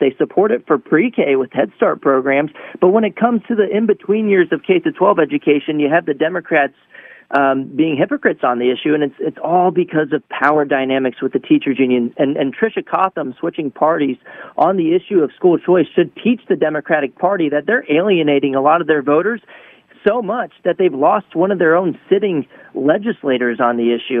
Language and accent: English; Texas, United States; I'm actually from Texas